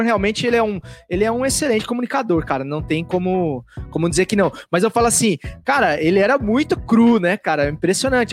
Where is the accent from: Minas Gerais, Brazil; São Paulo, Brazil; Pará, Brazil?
São Paulo, Brazil; interior of; sou do interior de São Paulo, eu sei como que é o bang lá, cara. É, é roça pura, velho.